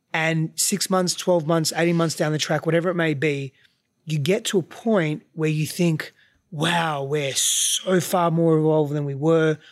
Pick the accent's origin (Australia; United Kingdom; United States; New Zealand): Australia; I grew up there, so culturally I'm Australian, but ethnically I'm not